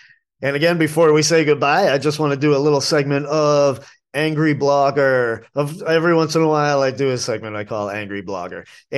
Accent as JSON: {"language": "English", "town": "New Bedford", "region": "Massachusetts", "country": "United States", "tie": "born or raised there", "moved": "yes", "lives_now": "Asheville, United States", "said": "It's what I grew up eating in New England. Ipswich, not too far from my original birthplace of New Bedford, Massachusetts."}